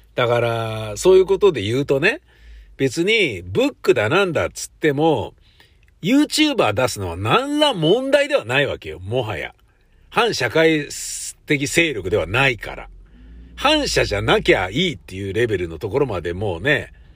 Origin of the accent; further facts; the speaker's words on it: Tokyo, Japan; 都会で生まれて都会で育ってる